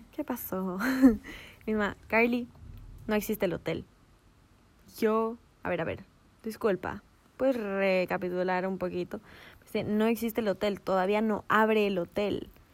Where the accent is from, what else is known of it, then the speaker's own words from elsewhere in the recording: Ecuador; nosotras que éramos las, dos longas ecuatorianas